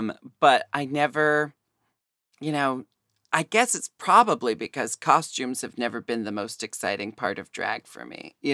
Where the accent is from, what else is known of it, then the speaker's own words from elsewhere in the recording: Portland, Oregon, United States; moved away; also born or lived in Seattle; I was born and raised in Portland and I'm happy to be back here